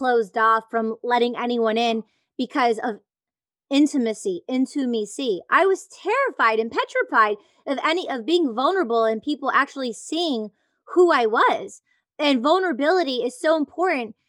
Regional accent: Detroit, Michigan, United States; I grew up in the Detroit electronic music scene.

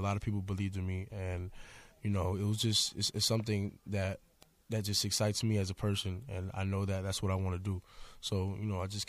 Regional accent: Lantana, Florida, United States; I'm from Natana, Florida. It's basically in the middle of West Palm in Miami. Mm-hmm. It's not, you know, it's really, you know, the hood side of Florida.

